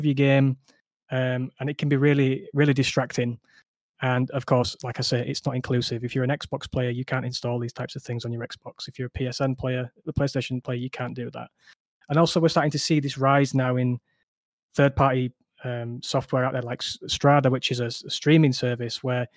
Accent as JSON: {"language": "English", "region": "Yorkshire and the Humber", "country": "United Kingdom", "said": "I'm from Yorkshire. might come through on the accent"}